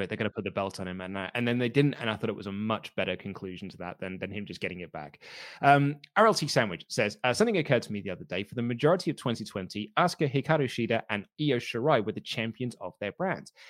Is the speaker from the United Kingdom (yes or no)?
yes; United Kingdom; I'm, I'm British